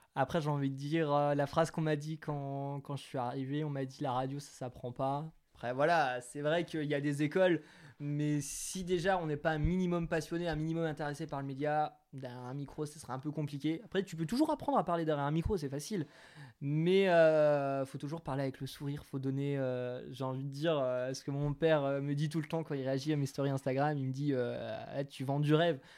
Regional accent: Territoire de Belfort, Bourgogne-Franche-Comté, France; now in Grenoble, France; Euh, en dessous de l'Alsace, territoire de Belfort, en Franche-Comté

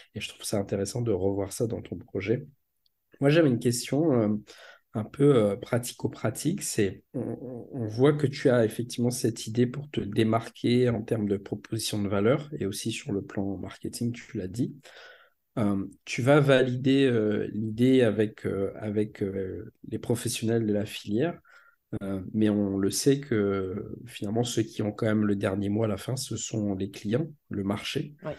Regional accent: Réunion; en tant que réunionnais, en tant qu'ultramarin

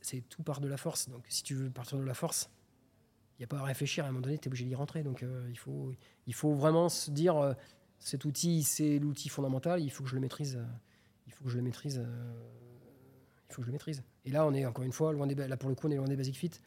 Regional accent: Clermont-Ferrand, Auvergne-Rhône-Alpes, France; je suis de Clermont-Ferrand

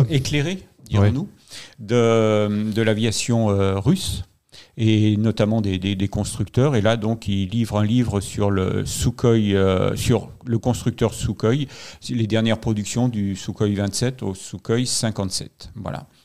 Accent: Lyon, Auvergne-Rhône-Alpes, France; tous les Lyonnais euh, et nous sommes Lyonnais euh, pour certains d'entre nous

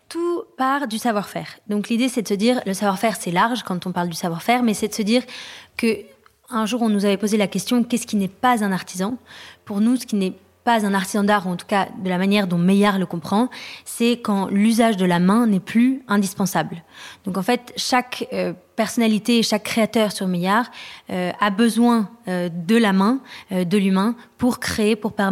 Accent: France; on est rentré à Paris puisqu'on est français mais euh, on a habité longtemps à l'étranger.

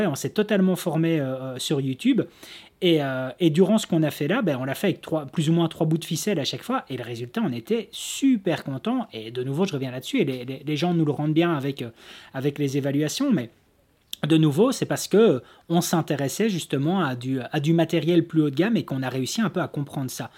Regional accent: Belgium; chez nous en Belgique

